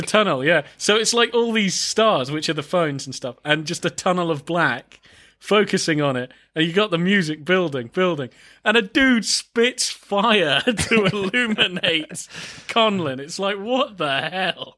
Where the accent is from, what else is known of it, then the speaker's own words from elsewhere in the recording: United Kingdom; as a British man